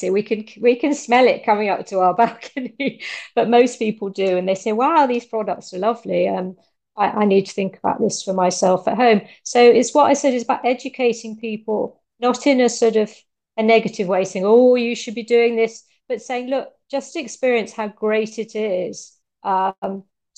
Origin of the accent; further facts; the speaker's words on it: United Kingdom; now in Italy; I'm a Brit